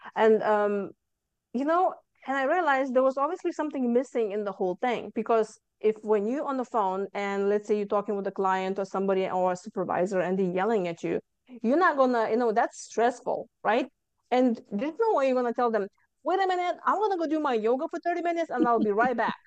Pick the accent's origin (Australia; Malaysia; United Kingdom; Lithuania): Lithuania; moved away as an adult; now in Houston, United States; I came from Lithuania